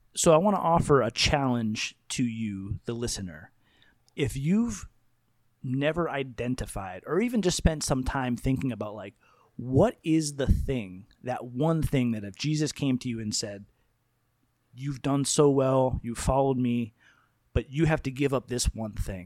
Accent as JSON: {"language": "English", "country": "United States", "said": "I love my identity as an American person"}